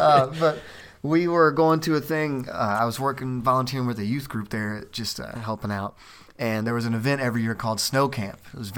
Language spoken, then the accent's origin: English; Kentucky, United States; moved away as an adult; also born or lived in Maine; I grew up in Kentucky